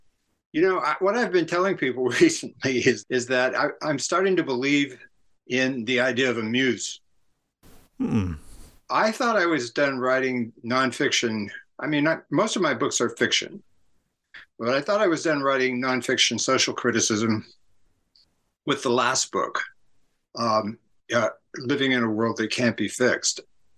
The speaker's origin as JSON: {"language": "English", "town": "San Francisco", "region": "California", "country": "United States", "tie": "born or raised there", "said": "my orientation is very much because of where I grew up in San Francisco area in the late 60s."}